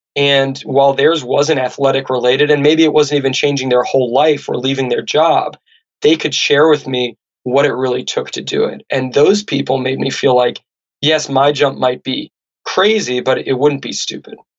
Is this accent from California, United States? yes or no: yes; Santa Barbara, California, United States; where I grew up in Santa Barbara